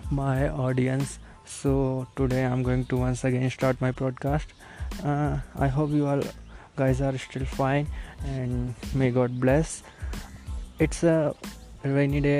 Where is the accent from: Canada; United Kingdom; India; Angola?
India; Delhi; English is a second language; moved away as an adult; now in Hyderabad, India; I'm from Delhi. Actually I used to live there. I am currently studying in Hyderabad and uh, my English is not so good